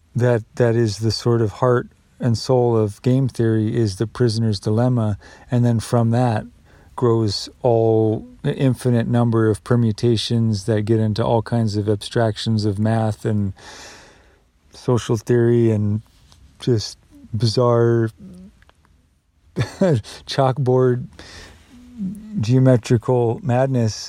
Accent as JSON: {"language": "English", "country": "United States", "said": "I'm still an American"}